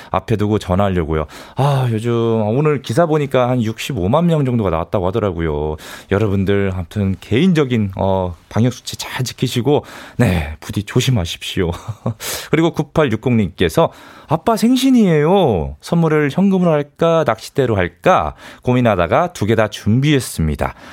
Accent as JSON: {"language": "Korean", "region": "Daejeon", "country": "South Korea", "said": "저도 대전이에요. 친정이에요."}